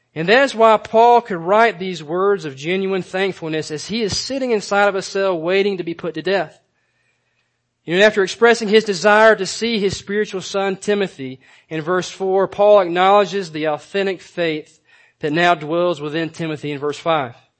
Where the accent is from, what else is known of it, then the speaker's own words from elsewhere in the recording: Georgia, United States; growing up in Georgia, um, we used to spend a, a lot of time doing things outdoors.